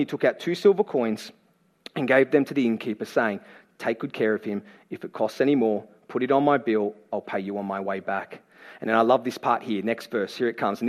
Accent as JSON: {"language": "English", "town": "Campbelltown", "region": "New South Wales", "country": "Australia", "tie": "born or raised there", "said": "I'm from Great West of Sydney. I was born and raised in Campbelltown"}